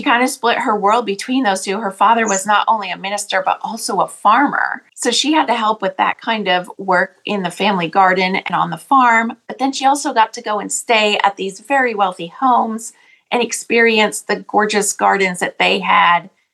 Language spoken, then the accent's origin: English; Vermont, United States; I was born in Vermont, which, as you can imagine, is an incredible place as far as nature goes. So I was surrounded by tall mountains and beautiful valleys filled with farms. And the smell of cows was one of the first smells of my childhood